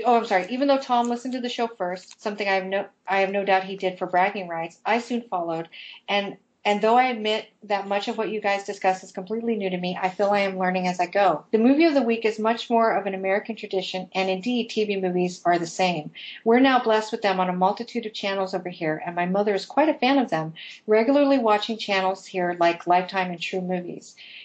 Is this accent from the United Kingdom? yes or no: yes; London, United Kingdom; I am from London in the southern part of England, and I've never lived in Liverpool.